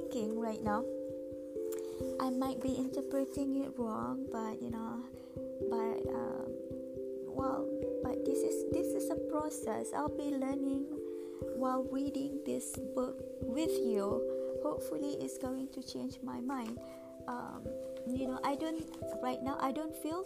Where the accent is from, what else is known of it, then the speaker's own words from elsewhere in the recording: Malaysia; I grew up in Malaysia.